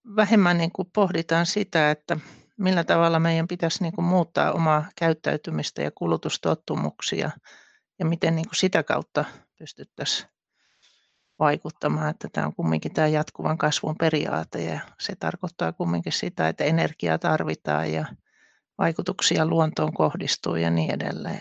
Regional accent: northern Finland, Finland; moved away as an adult; mä oon tuolta pohjoisesta kotoisin

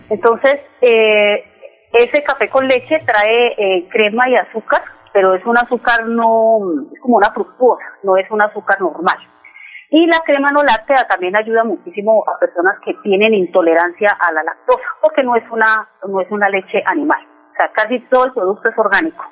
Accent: Cali, Valle del Cauca, Colombia; moved away; also born or lived in Medellín / Bucaramanga; yo soy de la ciudad de Cali, soy caleña

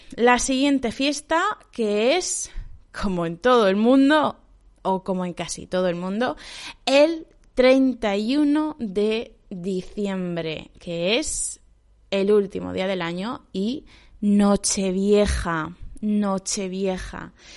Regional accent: Spain; also born or lived in China; en mi pueblo

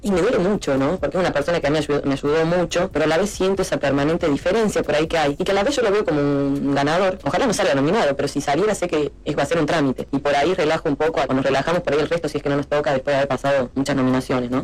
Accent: Munro, Buenos Aires Province, Argentina; yo soy de Munro

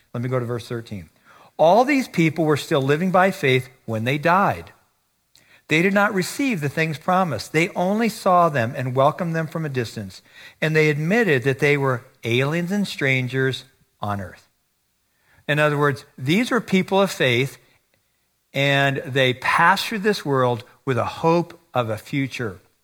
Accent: United States; moved away as an adult; also born or lived in China / Taiwan; I live here. I'm an American. I'm not a foreigner.

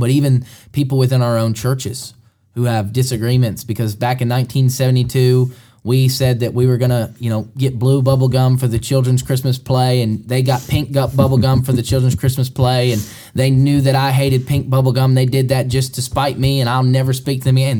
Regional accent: Alabama, United States; moved away as an adult; also born or lived in Kentucky; now in Mercer County, Kentucky, United States; we're both from Alabama. Moved to Kentucky five years ago

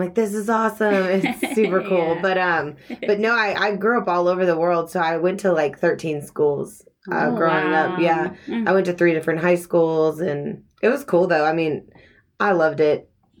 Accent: Houston, Texas, United States; also born or lived in California / Dubai / Scotland; Well, I was born in California, but I actually, I've lived in Houston, all around Houston, because my dad, he works in the oil business.

